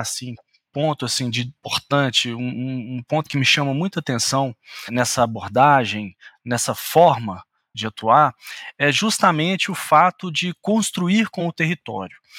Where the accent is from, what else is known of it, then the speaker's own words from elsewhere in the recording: Minas Gerais, Brazil; como bom mineiro